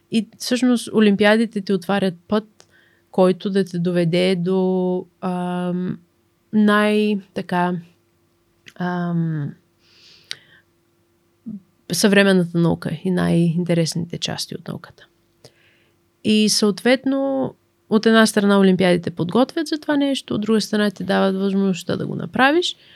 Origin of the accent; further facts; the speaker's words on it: Bulgaria; Ам, също така, понеже сме от България, като излизаме да учим извън България, а, много от нас имат нужда от стипендии.